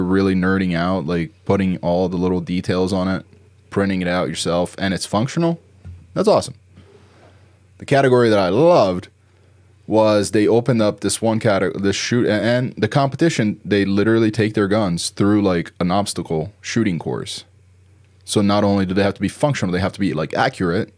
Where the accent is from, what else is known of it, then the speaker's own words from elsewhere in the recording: New Jersey, United States; moved away; where I grew up in Jersey.